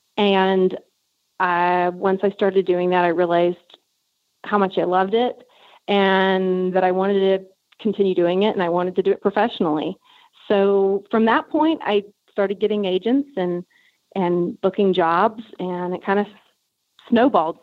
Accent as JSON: {"language": "English", "region": "South Texas", "country": "United States", "tie": "born or raised there", "said": "where I grew up in South Texas"}